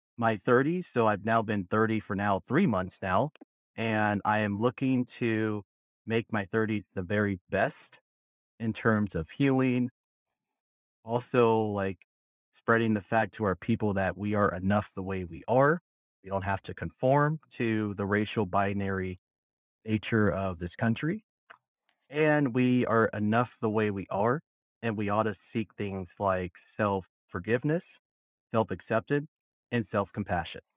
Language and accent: English; Berkeley, California, United States; moved away as an adult; now in Southern Nevada, United States; I was born and raised in Berkeley, California. I lived there for a good twenty-six years of my life